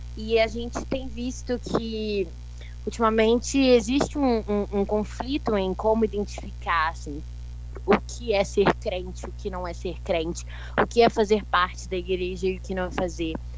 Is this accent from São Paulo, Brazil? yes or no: no; Belo Horizonte, Minas Gerais, Brazil; Eu sou de BH, Belo Horizonte.